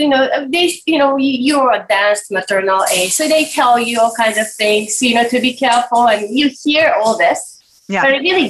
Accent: Japan; And I grew up in Japan, but my mother was not, you know, had a completely different, you know, cultural background.

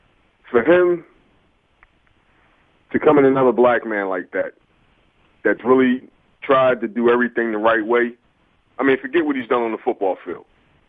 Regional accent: Philadelphia, Pennsylvania, United States; I'm not in that particular area, but was born and raised in North Philadelphia.

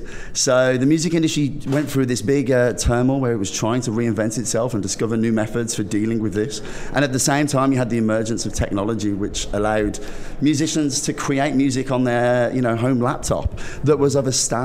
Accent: United Kingdom; also born or lived in London; I'm a Brit abroad

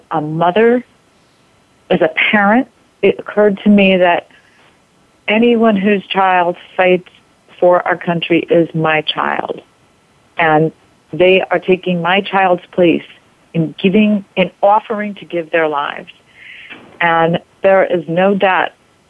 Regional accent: United States; we were from New York, New Jersey area

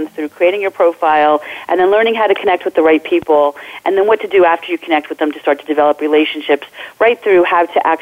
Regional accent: New Jersey, United States; I am a Jersey girl, born and bred in New Jersey

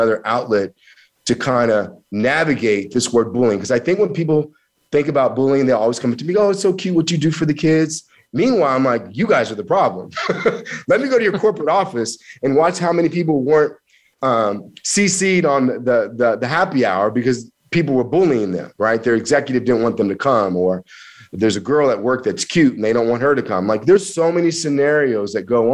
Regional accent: Kansas, United States; also born or lived in Missouri; I'm from that area. I grew up in Kansas. I went to school in Missouri.

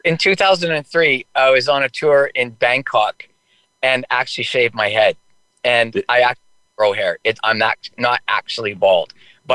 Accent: White Rock, British Columbia, Canada; also born or lived in New Westminster, British Columbia / Langley, British Columbia; I was born in New Westminster, British Columbia. Grew up in White Rock.

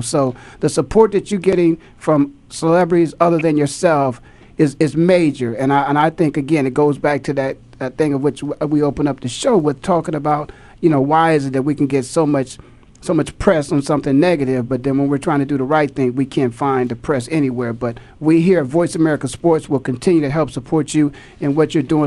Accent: Canton, Ohio, United States; born and raised in Canton, Ohio.

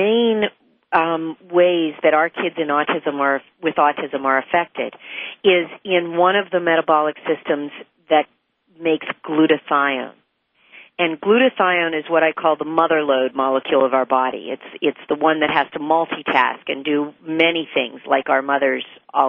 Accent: West Virginia, United States; where I grew up in West Virginia

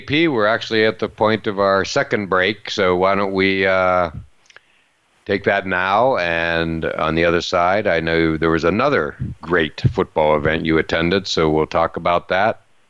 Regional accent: Western Pennsylvania, United States; moved away; I'm from Western PA, a lot of friends still there

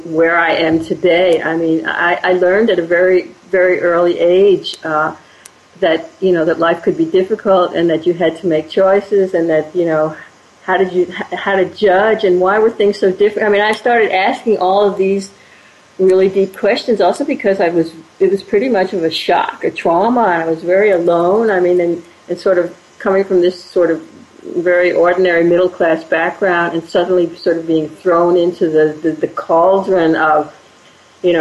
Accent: Washington, District of Columbia, United States; moved away as an adult; I was 18, and I grew up in Washington, D.C.

